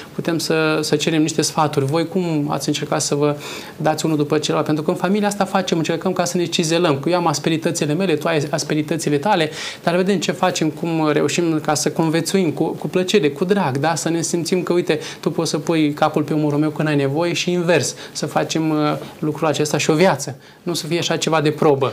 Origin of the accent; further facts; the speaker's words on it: Moldavia, Romania; moved away; în cazul meu sunt din Moldova, soția este din Oltenia